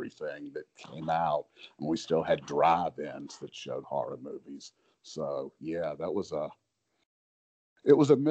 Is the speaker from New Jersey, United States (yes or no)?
no; Columbia, South Carolina, United States; I grew up in Columbia, South Carolina, which is a super religious city